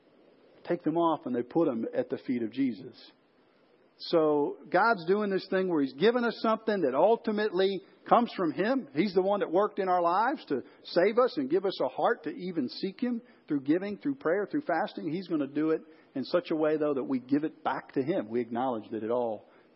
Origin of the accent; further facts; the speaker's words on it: Chicago, Illinois, United States; I grew up in Chicago.